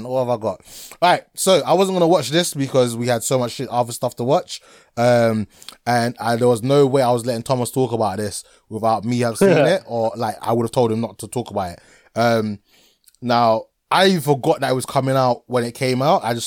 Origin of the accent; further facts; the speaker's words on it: Ghana; I'm from Ghana